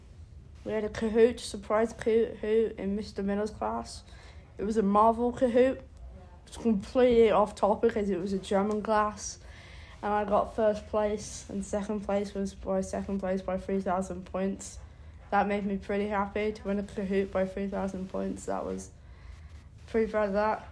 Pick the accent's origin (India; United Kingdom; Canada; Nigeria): United Kingdom; England; moved away; I'm from England, I'm not from London